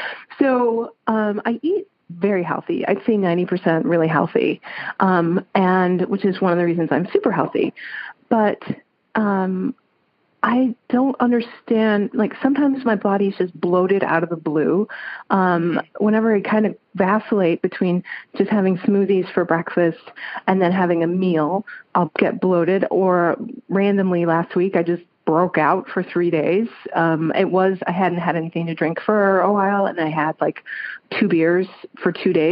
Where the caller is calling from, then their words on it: Chicago, Illinois, United States; I'm calling you from Chicago.